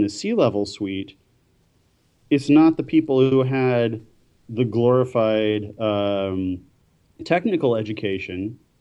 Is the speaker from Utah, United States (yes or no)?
no; Seattle, Washington, United States; now in Winnipeg, Canada; I'm from Seattle. I'm in Winnipeg